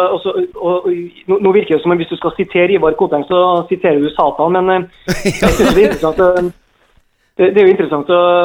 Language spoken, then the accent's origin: Norwegian; Trondheim, Trøndelag, Norway; now in Molde, Norway; jeg er fra Trondheim